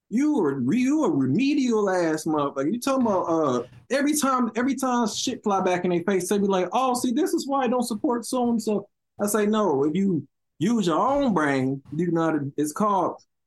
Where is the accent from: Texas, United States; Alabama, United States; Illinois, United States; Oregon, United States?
Illinois, United States; Chicago; I'm from over east. Now that would be 71st Street and all that. I'm from East 71st